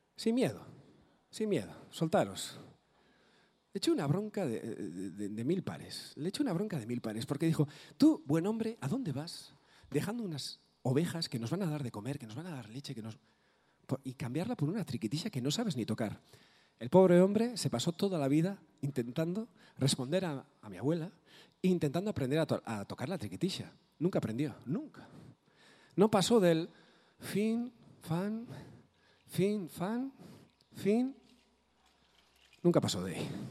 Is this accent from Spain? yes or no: yes; Maruri, Basque Country, Spain; first language Basque; Spanish is a second language; also born or lived in Bilbao; allí en Maruri, de donde yo soy, de un pueblecito